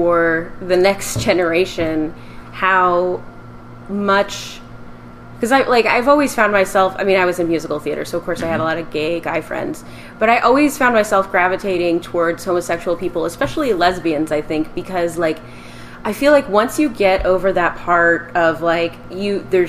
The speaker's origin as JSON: {"language": "English", "town": "Richland", "region": "Washington", "country": "United States", "tie": "born or raised there", "moved": "yes", "lives_now": "Los Angeles, United States", "said": "I grew up in Richland, Washington, which is a pretty small town"}